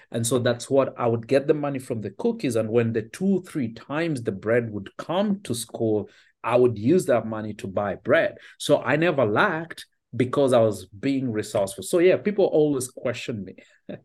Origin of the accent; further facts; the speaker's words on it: Kenya; also born or lived in Finland / Australia; now in United States; I was born and raised in Kenya